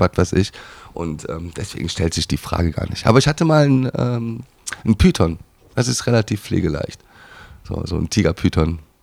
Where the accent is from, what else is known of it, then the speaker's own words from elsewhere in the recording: Schwalmtal, North Rhine-Westphalia, Germany; moved away; also born or lived in Düsseldorf; in mein Heimatdorf nach Waldnil, Schwalmtal Waldnil gezogen